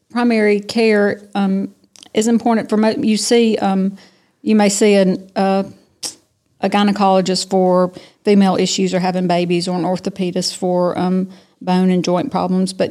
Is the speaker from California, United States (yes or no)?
no; Tifton, Georgia, United States; also born or lived in Athens, Georgia / Valdosta, Georgia / Macon, Georgia / Savannah, Georgia; I'm from Tifton. Uh, we moved here. I moved back here when I was seven. My dad is from here. Okay. He was born and raised here. And so when he graduated from dental school, we moved home. And so I've been here ever since.